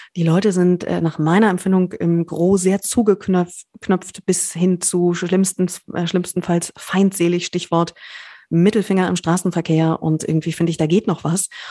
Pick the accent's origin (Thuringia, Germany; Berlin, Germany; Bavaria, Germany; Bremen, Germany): Berlin, Germany; als Berlinerin